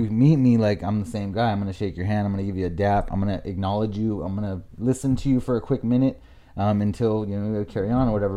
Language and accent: English; La Mirada, California, United States; moved away as an adult; also born or lived in Buena Park; now in Lake Elsinore, United States; I'm from La Mirada, Norwalk area.